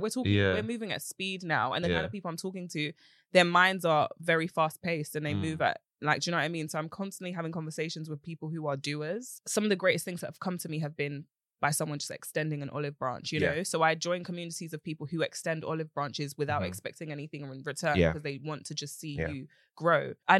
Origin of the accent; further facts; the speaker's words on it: Romford, London, United Kingdom; I am from East. Romford.